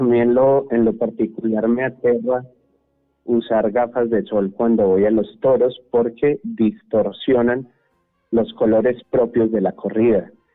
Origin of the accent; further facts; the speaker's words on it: Antioquia, Colombia; accent: paisa antioqueño; nuestro lenguaje, con nuestra forma de hablar país antioqueña